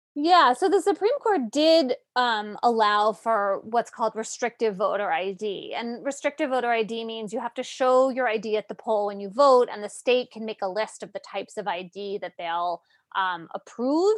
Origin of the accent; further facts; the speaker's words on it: Connecticut, United States; my home state of Connecticut